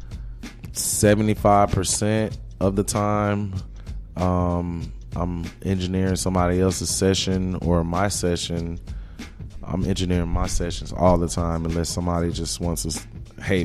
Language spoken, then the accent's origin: English; Jacksonville, Florida, United States; moved away as an adult; now in Atlanta, United States; I'm from Jacksonville, Florida. I've been in Atlanta since 2006